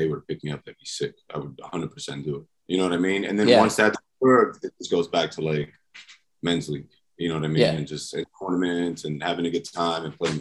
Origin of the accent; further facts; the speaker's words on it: New York City, New York, United States; also born or lived in Brooklyn; I grew up playing in the Bronx. I went to high school in Brooklyn. So I just played all over New York